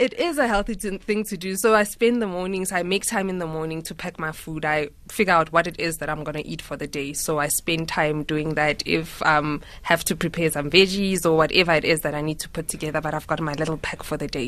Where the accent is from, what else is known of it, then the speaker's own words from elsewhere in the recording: Mahikeng, North West, South Africa; growing up in Mafeking